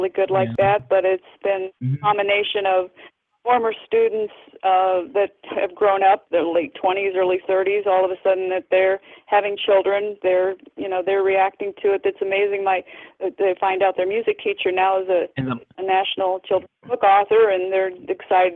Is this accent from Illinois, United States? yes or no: yes; Peoria, Illinois, United States; now in Rockford, United States; I'm actually from that down by the Peoria area